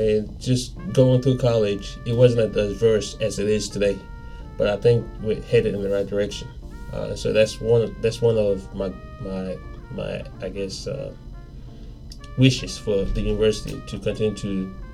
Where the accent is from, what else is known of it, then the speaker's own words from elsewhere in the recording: Nigeria; now in United States; Nigeria, we're colonized by the British, so English is technically official language.